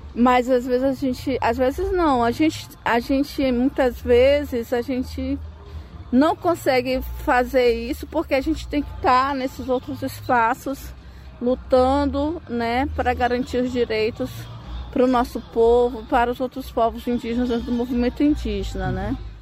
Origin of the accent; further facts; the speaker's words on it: Brazil; eu sou da Amazônia